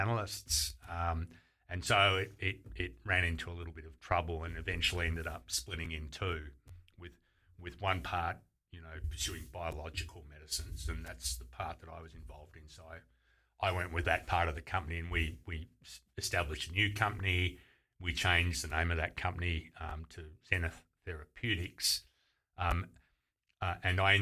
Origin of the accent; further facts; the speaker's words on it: Geelong, Victoria, Australia; I grew up in Geelong, which was, you know, 15 minutes from Torquay and Bells Beach